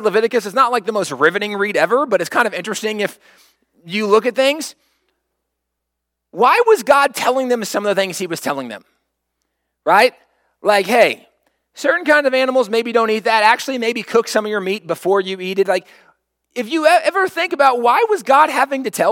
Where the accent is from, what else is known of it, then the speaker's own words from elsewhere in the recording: United States; as an American, where we stand as Americans